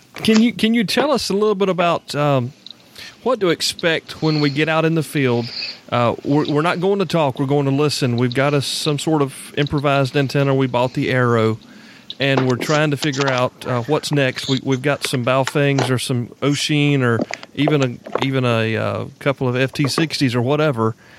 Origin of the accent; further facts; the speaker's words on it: South Carolina, United States; I'm from South Carolina